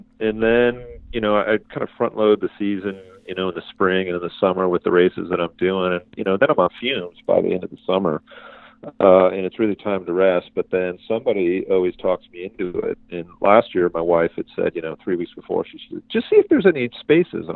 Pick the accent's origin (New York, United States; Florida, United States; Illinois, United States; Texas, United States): Illinois, United States; moved away; I was born in Illinois, and I spent my, early years there